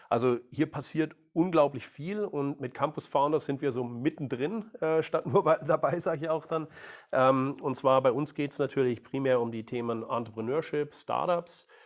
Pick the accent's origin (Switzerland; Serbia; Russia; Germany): Germany; Baden-Württemberg; ich bin, ja, ich bin Schwabe, bin geboren, äh, aufgewachsen, großer VfB-Fan